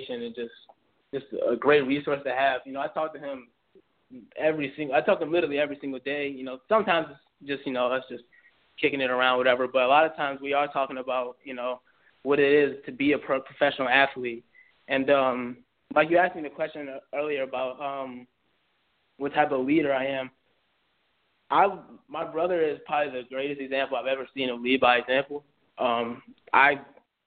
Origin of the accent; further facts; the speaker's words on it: Mitchellville, Maryland, United States; I'm born and raised. I've lived in the same house my entire life